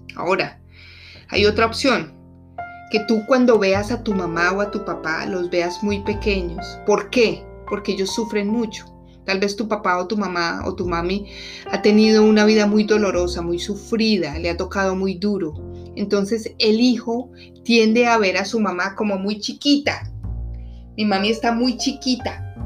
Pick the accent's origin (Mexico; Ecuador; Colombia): Colombia; moved away as an adult; now in Washington, D.C., United States; Soy colombiana además, pero vivo en Washington, D.C. ya hace 10 años.